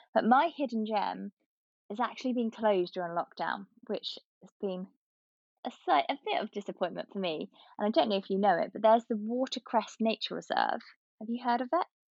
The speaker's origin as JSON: {"language": "English", "town": "Hatfield", "region": "East of England", "country": "United Kingdom", "tie": "born or raised there", "lives_now": "St Albans, United Kingdom", "said": "I grew up in Hatfield"}